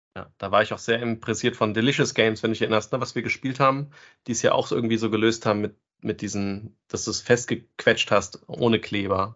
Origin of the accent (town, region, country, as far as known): Germany